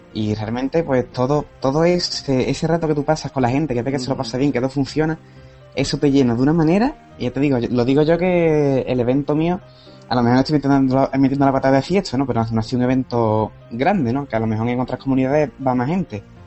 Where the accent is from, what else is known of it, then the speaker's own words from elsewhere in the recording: Cádiz, Andalusia, Spain; Yo soy de Cádiz